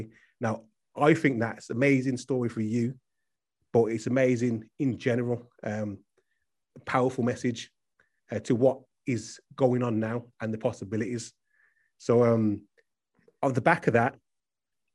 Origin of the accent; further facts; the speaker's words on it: Birmingham, West Midlands, United Kingdom; I'm from Birmingham